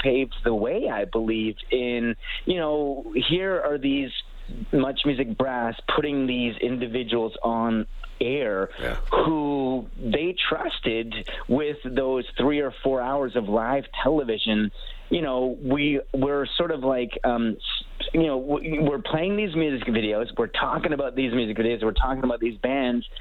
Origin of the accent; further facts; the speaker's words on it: Canada; as a Canadian viewer of Much Music